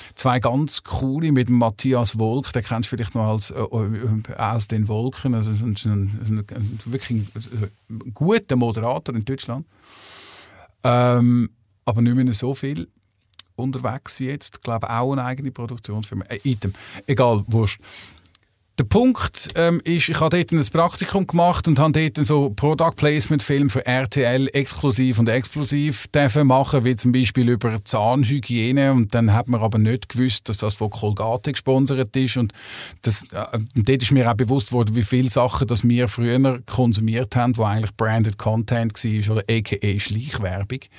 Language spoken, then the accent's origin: German; Switzerland; also born or lived in Hamburg; bei uns in der Schweiz